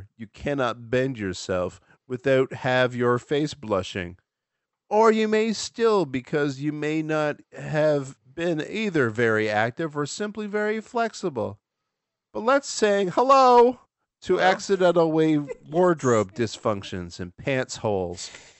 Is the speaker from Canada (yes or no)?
yes; Canada; I'm from Canada. Good evening from Canada, y'all.